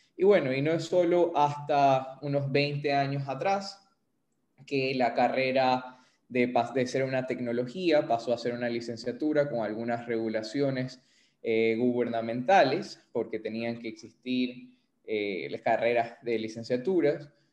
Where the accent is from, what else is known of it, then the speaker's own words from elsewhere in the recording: Ecuador; somos fisioterapeutas ecuatorianos, así que vamos a hablar un poco de la realidad de eh, la fisioterapia aquí en Ecuador